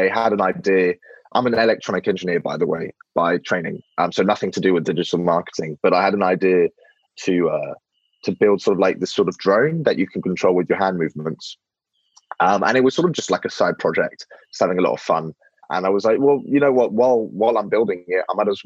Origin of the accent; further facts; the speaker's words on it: London, United Kingdom; I was actually born in London, and I've never lived in France